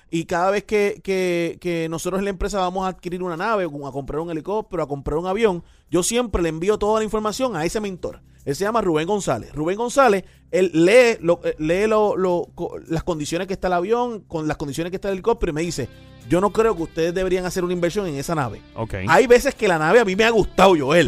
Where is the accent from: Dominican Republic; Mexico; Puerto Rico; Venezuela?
Puerto Rico; no solamente como piloto, sino como empresario, eh, sino como puertorriqueño, que, ¿verdad? Que, levantamos una empresa aquí en Puerto Rico